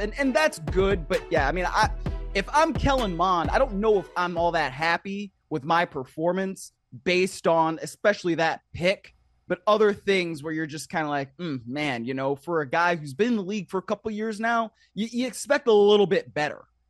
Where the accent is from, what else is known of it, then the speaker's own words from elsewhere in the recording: Shaker Heights, Ohio, United States; now in Los Angeles, United States; I grew up in Shaker Heights, home of … and, uh, …